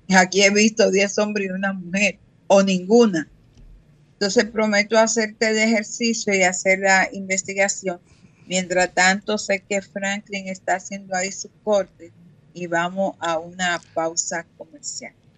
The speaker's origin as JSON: {"language": "Spanish", "town": "Higüey", "region": "La Altagracia", "country": "Dominican Republic", "tie": "born or raised there", "moved": "yes", "said": "Higüey, que es el municipio donde yo nací"}